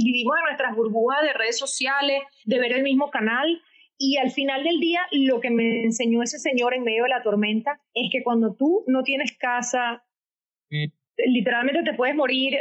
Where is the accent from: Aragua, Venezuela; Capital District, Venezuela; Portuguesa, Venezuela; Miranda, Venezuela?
Capital District, Venezuela; Caracas; first language Spanish; moved away as an adult; now in United States; quiso mandar a un campamento con mucho esfuerzo económico en Minnesota, desde Caracas, para que yo aprendiera inglés